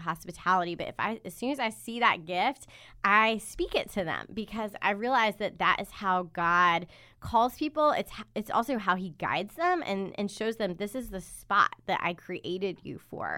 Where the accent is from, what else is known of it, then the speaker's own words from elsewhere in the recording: Charlotte, North Carolina, United States; now in Durham, United States; I'm originally from Charlotte, but I've lived in Durham